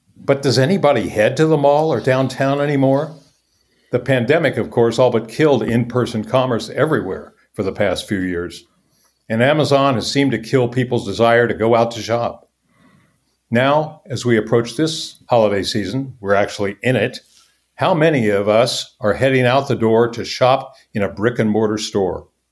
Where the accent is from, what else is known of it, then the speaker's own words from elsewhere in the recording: Topeka, Kansas, United States; I grew up in Topeka, Kansas, mid-sized city